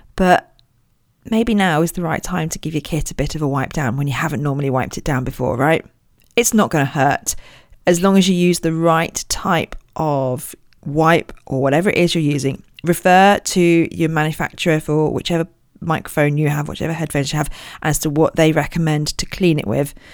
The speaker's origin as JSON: {"language": "English", "area": "Royal Berkshire", "region": "South East England", "country": "United Kingdom", "tie": "born or raised there", "said": "I was born in Royal Berkshire"}